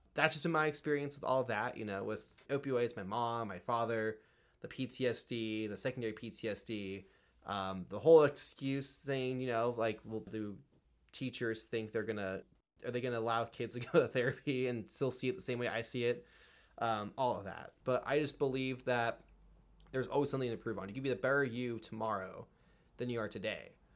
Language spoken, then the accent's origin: English; California, United States; I grew up in a Democratic school system here in California